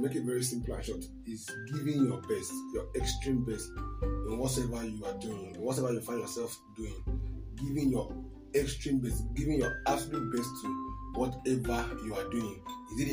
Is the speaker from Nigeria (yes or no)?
yes; Akwa Ibom, Nigeria; I'm from Akwa Ibom State